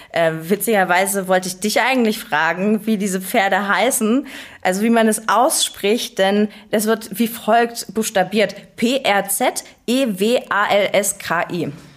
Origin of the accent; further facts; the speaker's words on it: Dresden, Saxony, Germany; now in Leipzig, Germany; ich komme aus Dresden, im Tal der Ahnungslosen